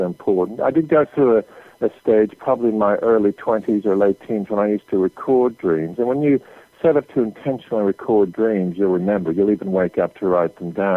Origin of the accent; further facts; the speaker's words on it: Canada; I grew up in Canada